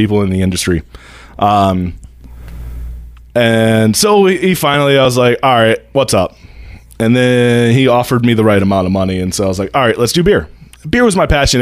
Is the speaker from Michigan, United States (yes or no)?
yes; Dowagiac, Michigan, United States; moved away as an adult; also born or lived in Grand Rapids, Michigan / Detroit, Michigan; I grew up in Dowagiac